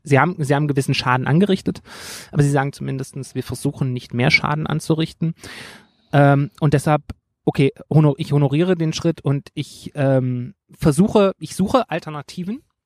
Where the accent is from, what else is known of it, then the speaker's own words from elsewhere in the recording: Rhineland, Germany; ich als Rheinländer